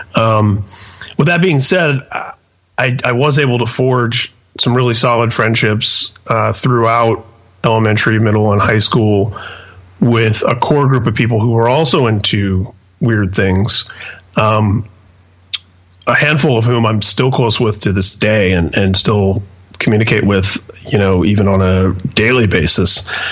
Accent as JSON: {"language": "English", "town": "Indianapolis", "region": "Indiana", "country": "United States", "tie": "born or raised there", "also_born_or_lived": "San Mateo, California", "said": "I was uh, born and raised in Indianapolis"}